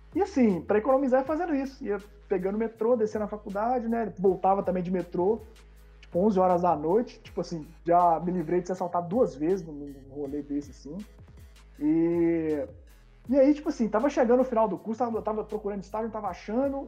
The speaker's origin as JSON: {"language": "Portuguese", "town": "Belo Horizonte", "region": "Minas Gerais", "country": "Brazil", "tie": "born or raised there", "said": "sou nascido e criado em Belo Horizonte."}